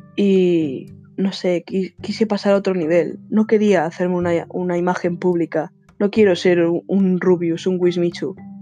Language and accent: Spanish; Spain; soy de España